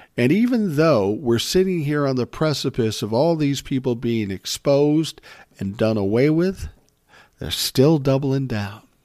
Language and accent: English; Minnesota, United States; he's from my home state